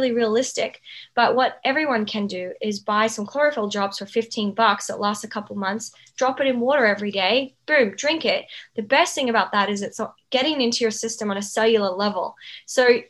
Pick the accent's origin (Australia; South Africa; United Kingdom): Australia; Outback; where I grew up in Outback Australia with the Indigenous people